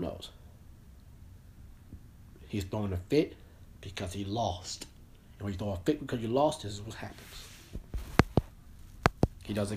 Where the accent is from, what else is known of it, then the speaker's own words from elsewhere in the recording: United States; I'm an American citizen that I am American.